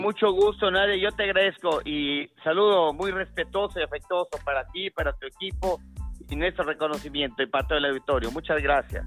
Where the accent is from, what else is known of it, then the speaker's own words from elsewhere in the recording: Oaxaca, Mexico; como oaxaqueños